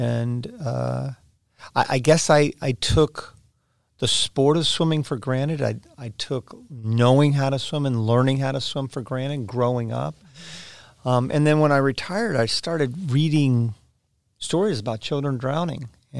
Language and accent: English; Florida, United States; Well, I was born and raised in Florida, Kim. I'm a third-generation Floridian and literally learned how to swim before I learned how to walk.